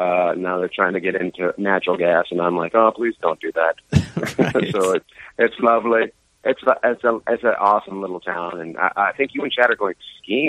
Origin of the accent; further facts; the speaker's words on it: Terrace, British Columbia, Canada; my hometown called Terrace, British Columbia.